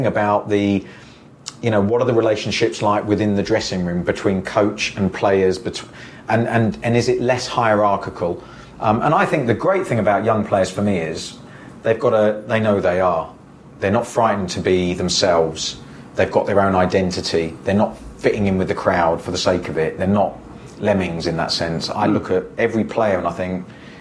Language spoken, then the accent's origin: English; Jersey; moved away; growing up in Jersey